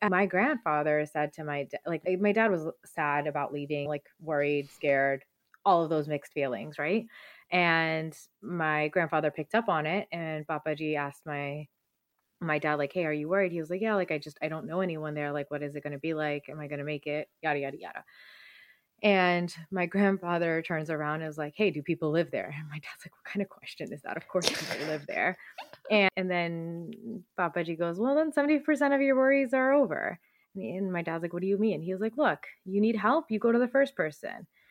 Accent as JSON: {"language": "English", "area": "around New York City", "region": "New Jersey", "country": "United States", "tie": "born or raised there", "also_born_or_lived": "Punjab (ancestry)", "said": "I grew up around New York City"}